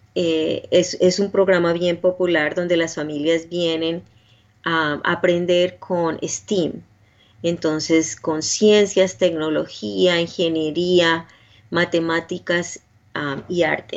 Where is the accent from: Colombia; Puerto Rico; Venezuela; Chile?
Colombia; Cali, Valle del Cauca; moved away as an adult; now in Nashville, United States; yo soy de Cali, Colombia, ah, queda más o menos en el sur de Colombia